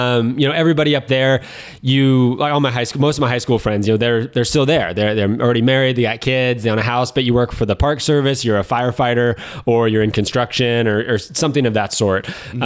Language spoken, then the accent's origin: English; Korsgold, California, United States; Originally, I'm from a town called Korsgold, which no one knows what that is or where it's at. It's about 15 miles just south of Yosemite National Park.